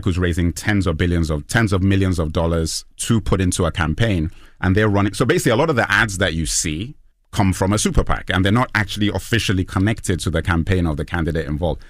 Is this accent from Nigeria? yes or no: yes; Lagos, Nigeria; also born or lived in London; I'm Nigerian, but grew up in Lagos and London